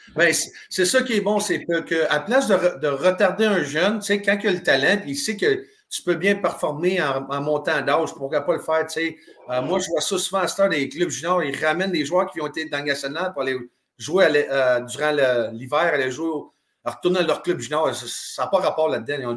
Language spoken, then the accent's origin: French; Drummondville, Quebec, Canada; moved away; also born or lived in Kitchener / Germany; Je viens de Drummondville, Québec